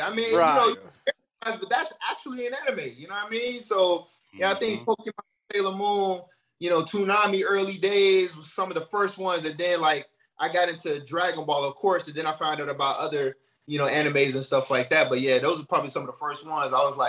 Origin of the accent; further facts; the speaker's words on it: Chicago, Illinois, United States; I'm from the block, man. I'm from the G, man. I'm off from Chi-Town.